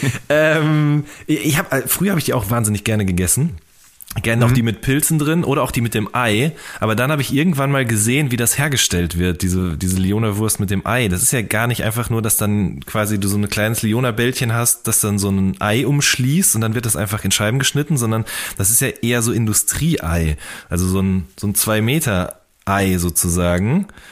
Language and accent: German; the Ruhr area, North Rhine-Westphalia, Germany; moved away; also ich komme aus dem Pott ursprünglich und bei uns gab es im Funpark in Hagen gab es 10-Cent-Partys